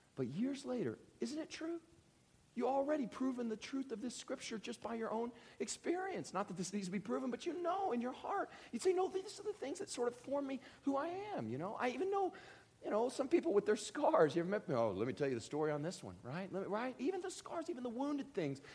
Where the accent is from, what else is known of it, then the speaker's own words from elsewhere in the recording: Kentucky, United States; I grew up in Kentucky